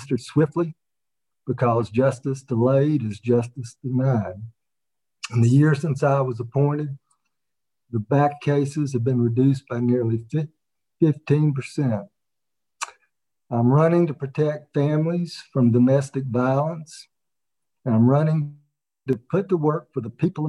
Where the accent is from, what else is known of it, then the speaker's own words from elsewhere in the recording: Waynesboro, Georgia, United States; also born or lived in Augusta, Georgia; I was born in Augusta, raised in Waynesboro